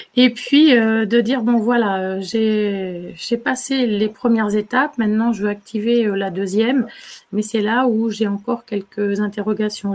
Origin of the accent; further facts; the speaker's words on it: Poitou, Nouvelle-Aquitaine, France; moved away as an adult; also born or lived in Île-de-France; En fait, ici, c'est ma région d'origine. Je suis dans le Poitou